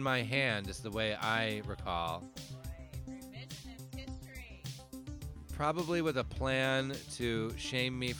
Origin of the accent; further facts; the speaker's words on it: Phoenix, Arizona, United States; we grew up in Metro Phoenix, Arizona